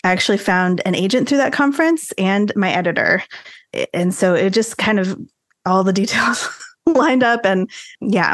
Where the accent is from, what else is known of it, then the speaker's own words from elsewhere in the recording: San Antonio, Texas, United States; also born or lived in Arlington, Texas; I grew up here in San Antonio, Texas, which is where I still live